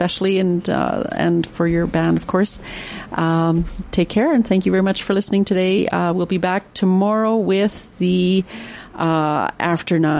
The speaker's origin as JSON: {"language": "English", "region": "Alberta", "country": "Canada", "moved": "yes", "lives_now": "Prince George, Canada", "said": "I'm from Alberta, we called it the bush"}